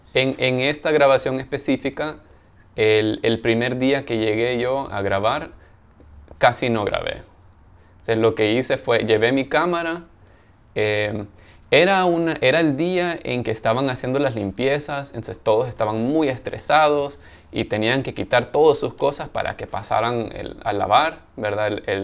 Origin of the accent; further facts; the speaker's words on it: El Salvador; now in Los Angeles, United States; los dos somos del Salvador